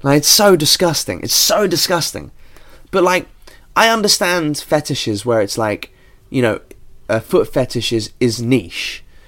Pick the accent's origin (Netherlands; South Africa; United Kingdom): United Kingdom